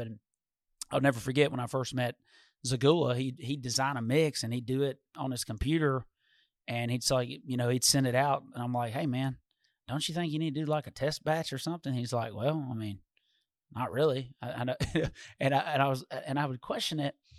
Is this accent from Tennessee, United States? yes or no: yes; Walter Hill, Tennessee, United States; we grew up in Walter Hill